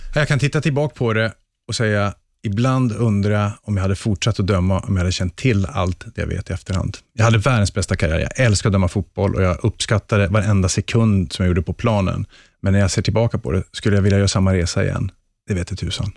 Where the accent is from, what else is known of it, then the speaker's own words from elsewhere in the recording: Luleå, Norrbotten County, Sweden; uppe i Luleå där jag är född och uppvuxen